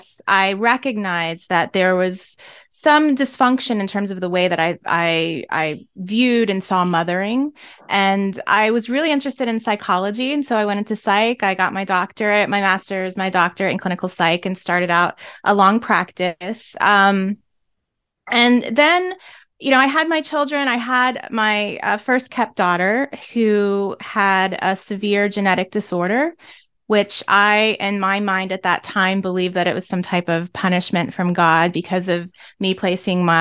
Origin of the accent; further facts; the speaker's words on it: Maryland, United States; I'm from Maryland